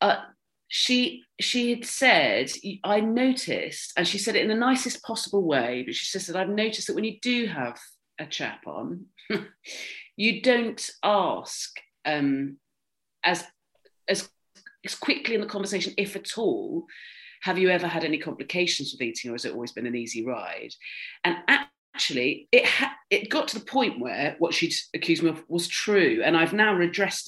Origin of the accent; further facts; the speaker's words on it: Swanage, South West England, United Kingdom; I grew up in Dorset where you had like a first school, a middle school and an upper school